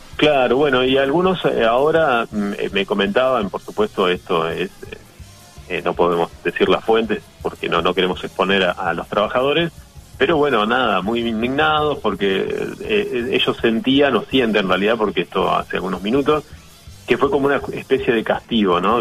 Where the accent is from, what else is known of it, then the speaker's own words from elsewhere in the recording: Argentina; como argentino